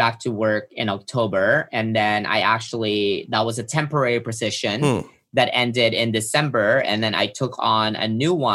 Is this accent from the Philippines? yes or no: yes; Philippines; moved away; I grew up in the Philippines